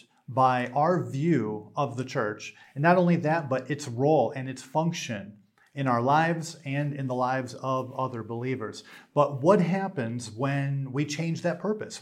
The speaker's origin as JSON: {"language": "English", "region": "New York", "country": "United States", "said": "I'm from New York"}